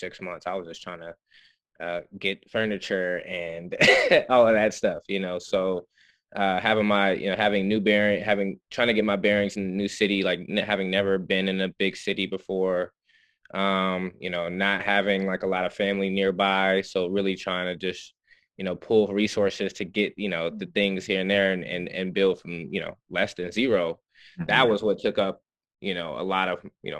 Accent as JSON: {"language": "English", "town": "Muskogee", "region": "Oklahoma", "country": "United States", "tie": "born or raised there", "also_born_or_lived": "Dartmouth", "moved": "as an adult", "said": "I'm from Muskogee, Oklahoma, and was born and raised there"}